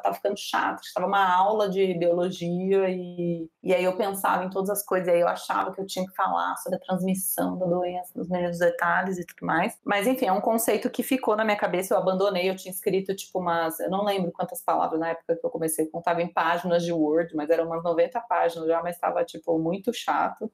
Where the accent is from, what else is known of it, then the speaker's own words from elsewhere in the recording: São Paulo, Brazil; also born or lived in Minas Gerais; eu sou mineira, mas fui criada sempre em São Paulo